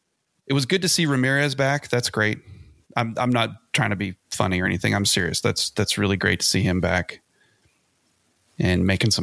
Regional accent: small town near Abilene, Texas, United States; my town was too small for Burger King too, Luke. We had to go to the big city. We had to go to Abilene, the key city.

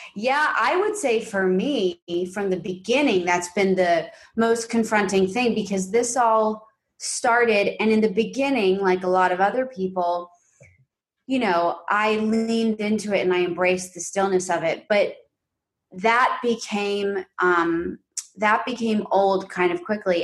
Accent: New York City, New York, United States; moved away as an adult; now in Los Angeles, United States; we're from New York City and we grew up I grew up predominantly in this like big pre-war quintessential like upper west side apartment

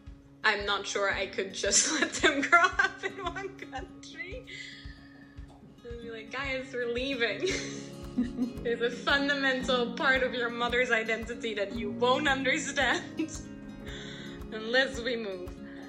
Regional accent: Germany; now in Belgium; growing up in Germany, like, I was always a Belgian girl. And then when I first moved back to Belgium and I was studying there

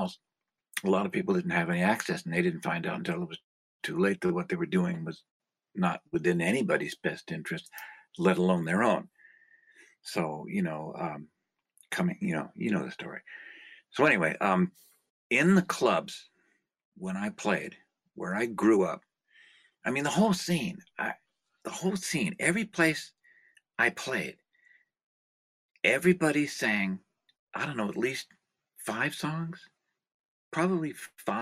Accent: Lower Bay Area, California, United States; In California, I grew up in the Lower Bay Area.

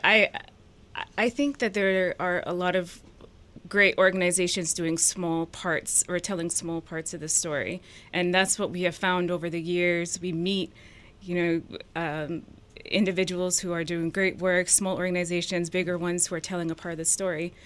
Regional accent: New Hampshire and Vermont, United States; also born or lived in Ethiopia; grew up in small towns in New Hampshire and Vermont

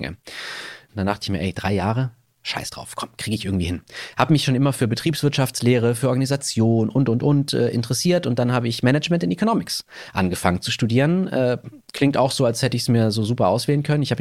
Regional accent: Baden-Württemberg, Germany; moved away; Tal. Das ist im Landkreis Konstanz. Ich bin sehr heimatverbunden. Dort liegt mein Herz, wird auf immer meine Heimat bleiben. Meine ganze Familie ist noch da.

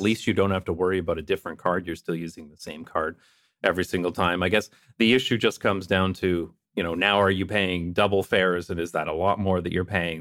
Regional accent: London, Ontario, Canada; moved away; also born or lived in Toronto; my hometown of London, Ontario, Canada

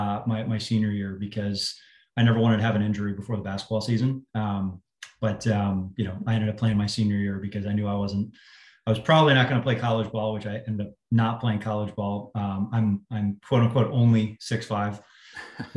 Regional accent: Northeast, United States; also born or lived in Boston; I grew up in the Northeast

